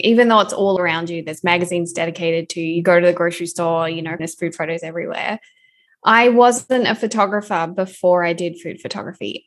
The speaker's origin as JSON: {"language": "English", "country": "Australia", "moved": "yes", "lives_now": "Vancouver, Canada", "said": "I'm an Australian currently living in Vancouver, Canada"}